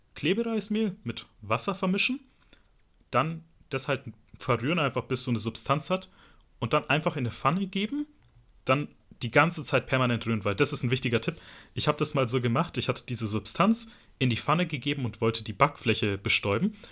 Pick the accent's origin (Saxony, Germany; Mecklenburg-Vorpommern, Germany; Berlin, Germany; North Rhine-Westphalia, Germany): Berlin, Germany; als Berliner, da haben wir halt eine große Streetfood-Kultur